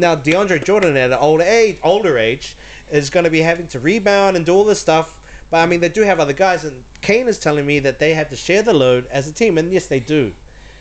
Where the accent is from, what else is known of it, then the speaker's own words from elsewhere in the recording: New Zealand; moved away; we're from New Zealand, we're Kiwis